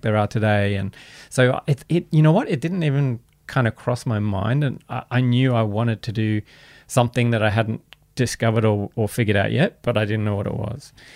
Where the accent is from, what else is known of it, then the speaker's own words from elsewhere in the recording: Canberra, Australian Capital Territory, Australia; I grew up in Canberra in the kind of, you know, seventies, eighties